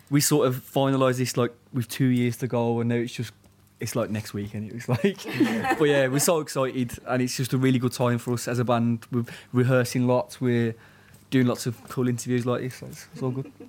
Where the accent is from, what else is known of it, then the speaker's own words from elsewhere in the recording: Birmingham, West Midlands, United Kingdom; also born or lived in Walsall; now in London, United Kingdom; we're from Birmingham mainly, but also like he lives south of England in Kent now, and I live in London